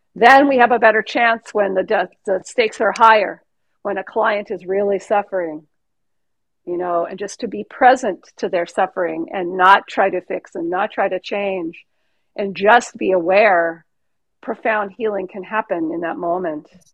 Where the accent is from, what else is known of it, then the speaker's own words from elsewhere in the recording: California, United States; I'm from California